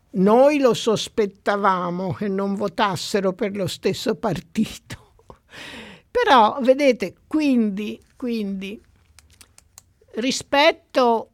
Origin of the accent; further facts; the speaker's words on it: Tuscany, Italy; io sono cresciuta in, in Toscana